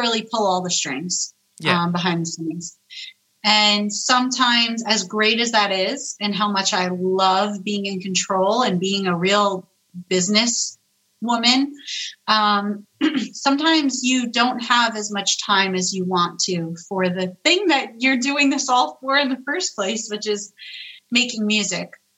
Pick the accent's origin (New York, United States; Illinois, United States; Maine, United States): New York, United States; I'm Italian. I'm a New Yorker.